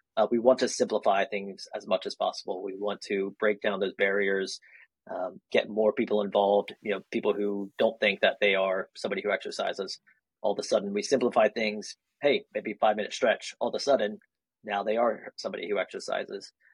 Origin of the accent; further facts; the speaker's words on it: North Carolina, United States; also born or lived in Kansas / Germany; spent a few years there before settling into North Carolina for most of my childhood